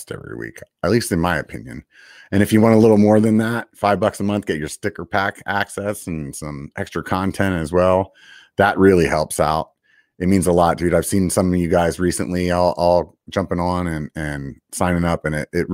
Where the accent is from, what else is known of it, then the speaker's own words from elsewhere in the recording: York, Pennsylvania, United States; I'm actually from York, Pennsylvania